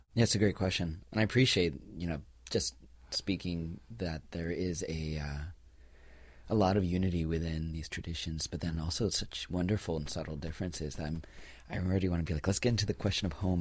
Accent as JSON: {"language": "English", "town": "New York City", "region": "New York", "country": "United States", "tie": "born or raised there", "said": "I was born and raised in the Shambhala Buddhist tradition. here in New York City."}